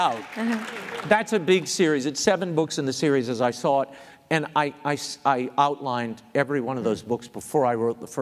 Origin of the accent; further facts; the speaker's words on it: New Orleans, Louisiana, United States; I am born and raised in New Orleans